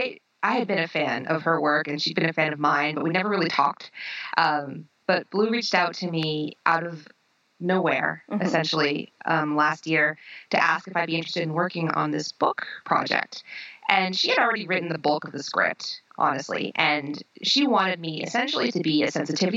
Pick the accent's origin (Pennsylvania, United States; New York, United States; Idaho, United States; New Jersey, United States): New York, United States; New York City; now in Minneapolis, United States; I grew up in Brooklyn, New York